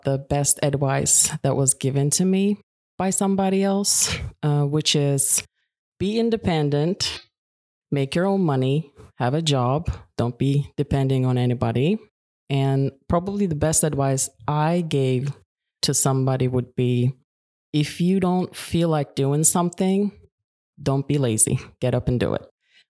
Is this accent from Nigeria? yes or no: no; Turkey; now in Vicenza, Italy; I'm from Turkey, but currently I live in Italy, Vicenza. I'm actually Turkish.